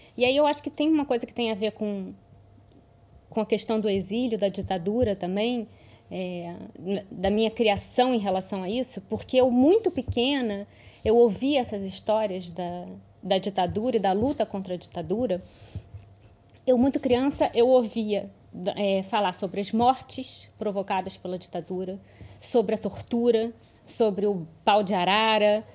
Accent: Brazil; accent: Brazilian; now in Lisbon, Portugal; eu tenho um sotaque de brasileira

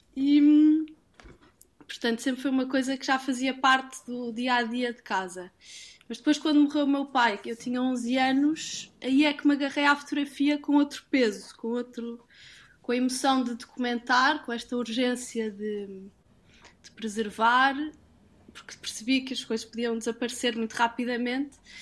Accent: Portugal; moved away; also born or lived in London; vim de Londres e, e vim à minha origem, vim procurar o que, é que era único em Portugal

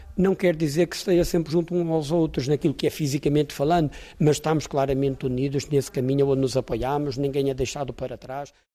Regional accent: Póvoa de Varzim, Porto District, Portugal; a minha naturalidade sou de São Pedro Ratos, povo de Verzinho, povo de Verzinho é da Diocese do, de Braga, mas do distrito até do distrito do Porto

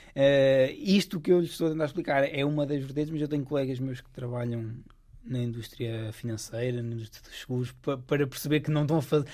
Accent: Coimbra, Centro, Portugal; moved away as an adult; now in Stanford, United States; eu sou de Coimbra

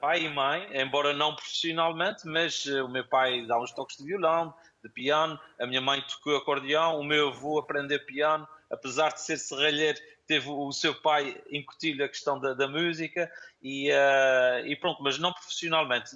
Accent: Ribeira Grande, Azores, Portugal; Sim, nasci, nasci em São Miguel.

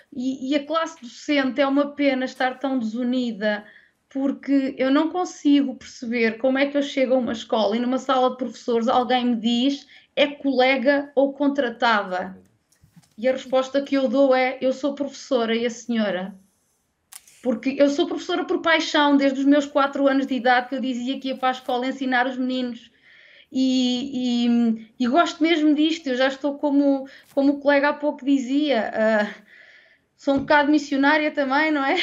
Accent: Centro, Portugal; aqui eu sou da Zona Centro

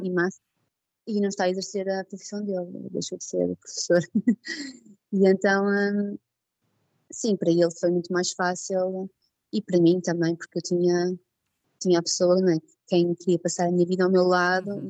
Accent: Portugal; moved away as an adult; now in Liège, Belgium

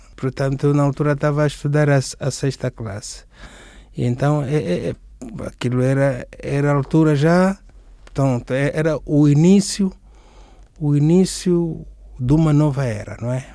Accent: Benguela, Angola; moved away as an adult; now in Portugal; nasci em Benguela. Eu cheguei aqui em Portugal no ano 2000

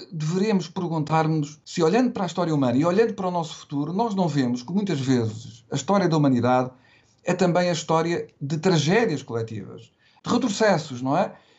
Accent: Portugal; se eu pensar na minha infância e na minha adolescência, eu recordo-me quando em Portugal

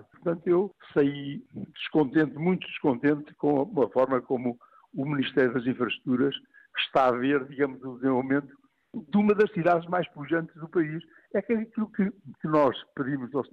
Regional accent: Portugal; sou português irresponsável

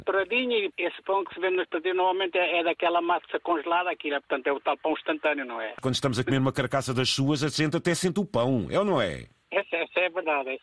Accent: Portugal; moved away as an adult; now in Valado dos Frades, Portugal; Eu sou ali de, de, uma pequenita terra chamada Casal Mota, mas, mas já habito aqui no Valar Sados há 30 e poucos anos

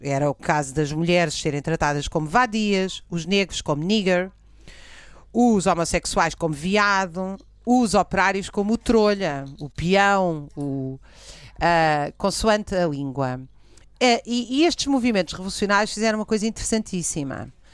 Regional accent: Cascais, Lisbon, Portugal; eu nasci em Cascais

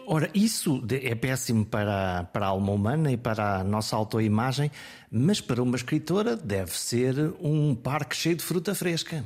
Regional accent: Viana do Castelo, Norte, Portugal; eu sou do Norte, eu sou de Viana do Castelo.

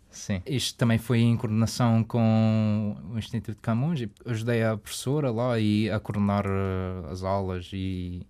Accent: Canada; accent: Madeira; also born or lived in Madeira; Eu cresci no Canadá

